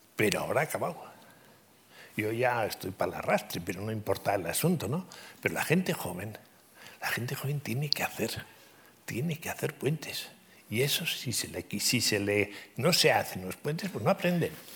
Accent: Pamplona, Navarre, Spain; moved away as an adult; now in Madrid, Spain; yo soy navarro, muy navarro, en el sentido de que aunque estoy casado con una madrileña y llevo 50 años en Madrid

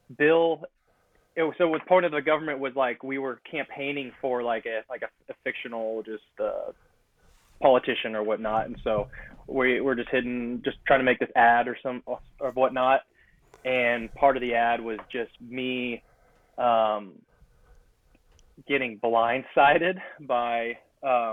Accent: California, United States; I'm from California

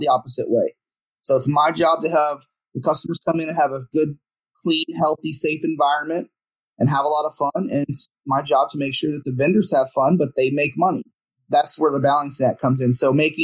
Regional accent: Houston, Texas, United States; moved away as an adult; now in Dallas, United States; I'm born, I'm from here. I'm from Houston area, but I live in Dallas now.

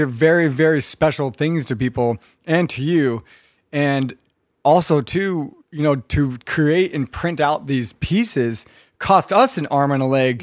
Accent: Redondo Beach, California, United States; I grew up in North Redondo too

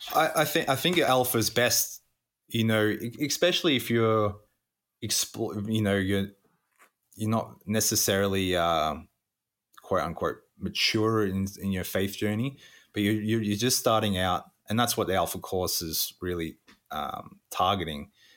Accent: country Victoria, Australia; moved away as an adult; also born or lived in Pacific Islands; now in St. Catharines, Canada; I'm Australian. Born, uh, southeast of Australia, uh, country Victoria

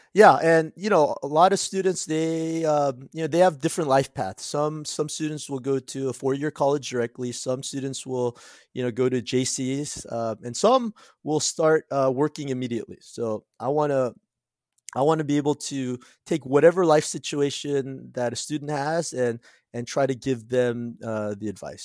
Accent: Cerritos, California, United States; also born or lived in South Korea; I went to Whitney High School in Cerritos, California, so I grew up in Southern California

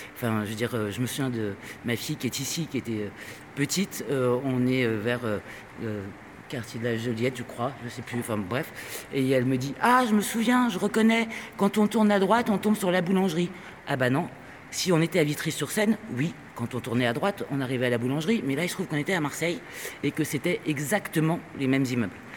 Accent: Spain; je suis espagnol

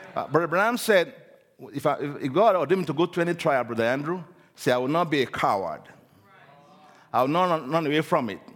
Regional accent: Nigeria; I'm originally from Nigeria. I was born in Nigeria.

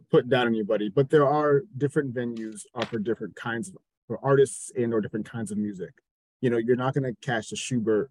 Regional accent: New Jersey, United States; growing up in New Jersey, we had 106.7 Light

